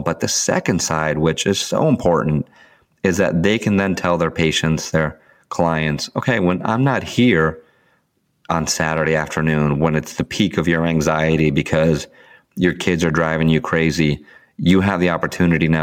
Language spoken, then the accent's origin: English; Sandy Hook, Connecticut, United States; in my hometown where I live right now in Sandy Hook